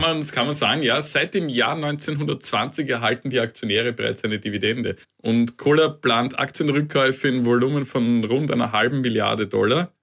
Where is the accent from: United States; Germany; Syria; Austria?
Austria; bei uns in Österreich